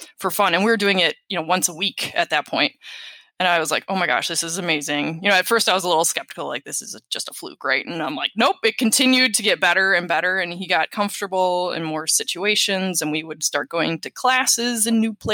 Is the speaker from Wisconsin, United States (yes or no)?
yes; Wisconsin, United States; my home state. So we have Wisconsin